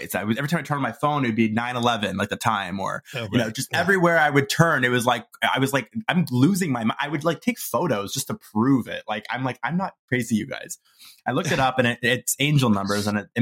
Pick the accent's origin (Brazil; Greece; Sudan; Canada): Canada; Toronto, Ontario; moved away as an adult; also born or lived in Vancouver; I'm from Toronto originally